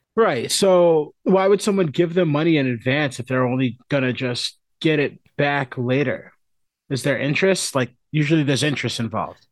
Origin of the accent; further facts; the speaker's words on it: United States; I'm American